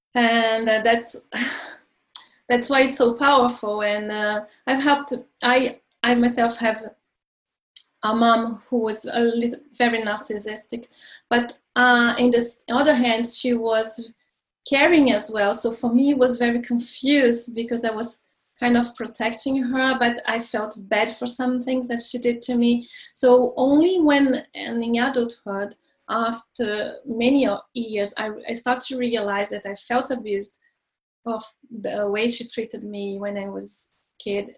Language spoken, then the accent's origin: English; Brazil; moved away as an adult; now in France; I'm from Brazil and I moved to France when I was uh, 22